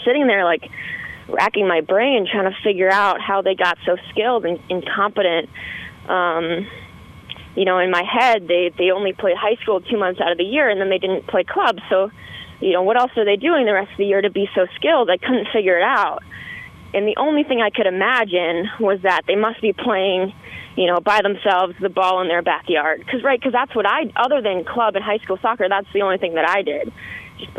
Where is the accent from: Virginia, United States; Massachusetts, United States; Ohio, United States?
Massachusetts, United States; Boston; So I grew up in the Boston, Massachusetts area, and I grew up in a suburb of Boston